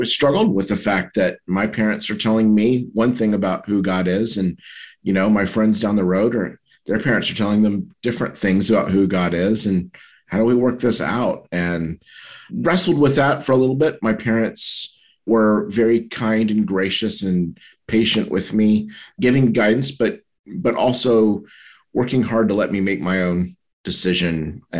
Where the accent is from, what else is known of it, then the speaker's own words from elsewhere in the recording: Taiwan; born there; I was born in Taiwan. And so I don't have any memory of not knowing about Jesus or the church.